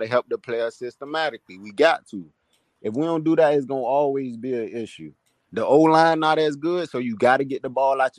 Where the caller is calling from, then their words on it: Miami, Florida, United States; I'm calling from Miami